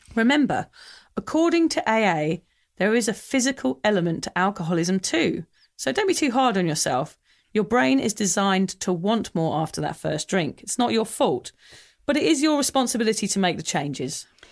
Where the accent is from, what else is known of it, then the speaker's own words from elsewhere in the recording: England, United Kingdom; I'm English